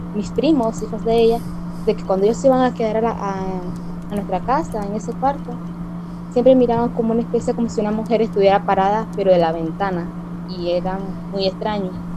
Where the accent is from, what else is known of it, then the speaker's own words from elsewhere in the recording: Nicaragua; Yo soy de Nicaragua